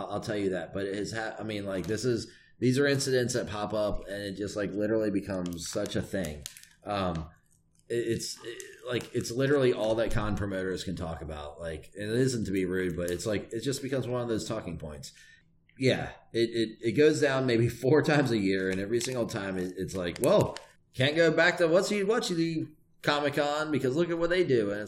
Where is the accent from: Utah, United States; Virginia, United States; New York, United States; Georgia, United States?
Virginia, United States; Richmond; I come from Virginia, which has like a big history of like of really backwards race relations